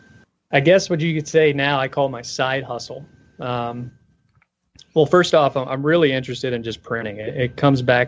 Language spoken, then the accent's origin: English; Florida, United States; grew up in Florida